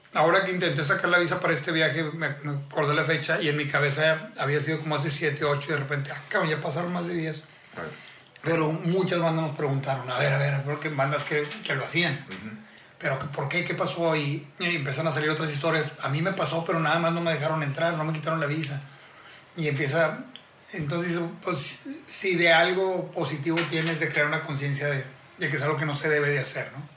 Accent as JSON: {"language": "Spanish", "country": "Mexico", "said": "como mexicano"}